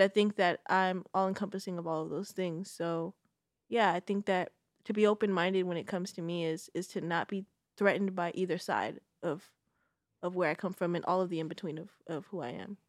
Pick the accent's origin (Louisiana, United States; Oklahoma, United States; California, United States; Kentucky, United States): California, United States; Bay Area; I'm a Bay Area native